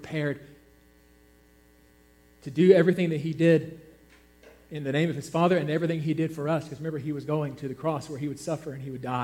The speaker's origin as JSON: {"language": "English", "region": "Georgia", "country": "United States", "said": "I'm from Georgia. We have a lot of mountains there."}